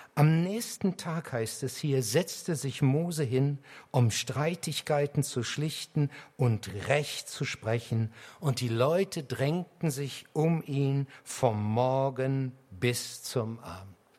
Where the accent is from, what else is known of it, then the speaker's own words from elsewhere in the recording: Harz, Lower Saxony, Germany; ich komme aus dem Harz. Und der Harz war jahrhundertelang eine Bergbaugegend. Selbst in dem kleinen Dorf, aus dem ich komme